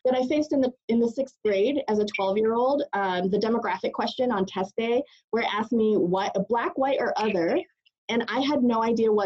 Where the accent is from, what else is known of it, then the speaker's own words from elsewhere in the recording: Western Massachusetts, United States; also born or lived in Boston; I was born in Boston, raised in Western Massachusetts, where I grew up in a very racially hostile community towards my family.